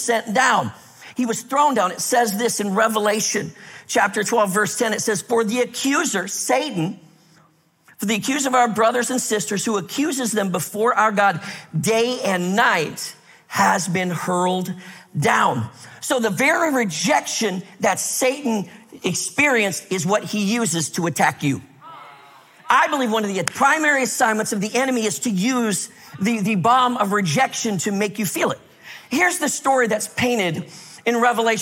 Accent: Minnesota, United States; I grew up in Minnesota where it's like really cold.

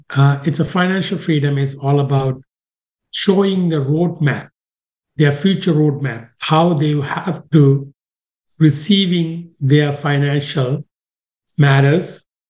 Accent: Sri Lanka; now in Canada; I came from Sri Lanka to Canada in 1990.

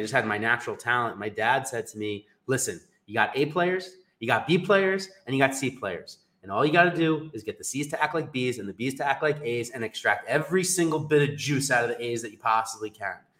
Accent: New York, United States; I'm from New York

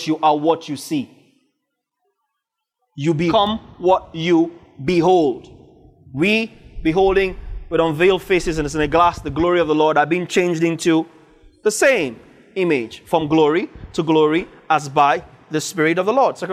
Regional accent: Northern Nigeria, Nigeria; I grew up in northern Nigeria. I speak Hausa

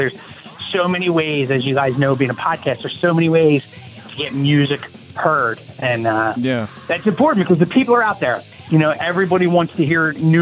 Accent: Norristown, Pennsylvania, United States; also born or lived in Philadelphia, Pennsylvania; I was born and raised in the outskirts of Philadelphia at a little place called Norristown, Pennsylvania. But I currently live in Philadelphia right now.

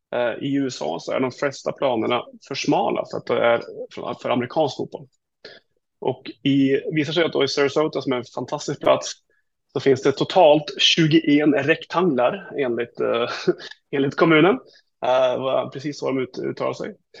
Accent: Sweden; jag som är svensk. Jag bor inte där.

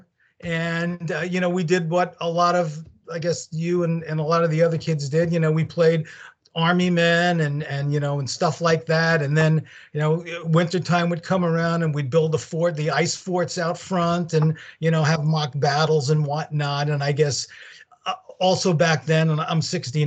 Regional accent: New York City, New York, United States; now in Staten Island, United States; I was raised in Brooklyn

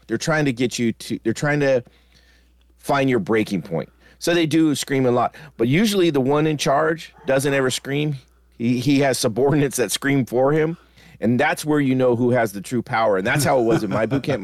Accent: United States; I'm American

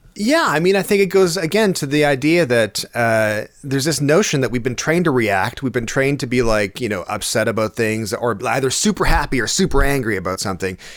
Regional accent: Stratford, Ontario, Canada; growing up in Stratford because Stratford's only thirty six thousand people now

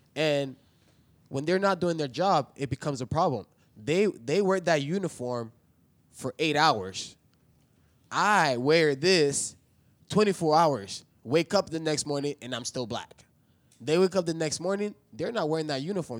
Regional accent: East Tennessee, United States; I grew up in East Tennessee

